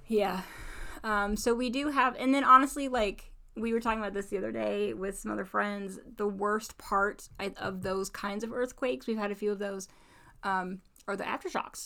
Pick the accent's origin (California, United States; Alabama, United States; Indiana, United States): Indiana, United States; now in Alaska, United States; I, so I grew up in Indiana